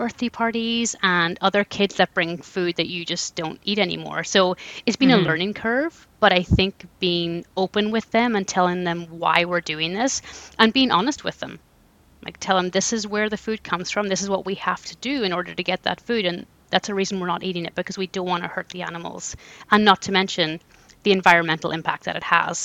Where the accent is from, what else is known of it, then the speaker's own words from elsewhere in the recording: Ireland; moved away as an adult; now in Canada; I was born and raised in Ireland.